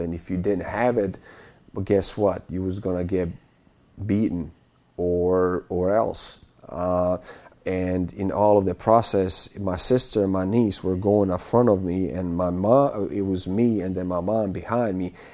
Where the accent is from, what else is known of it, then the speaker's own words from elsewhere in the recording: Bosnia & Herzegovina; moved away; I'm from Bosnia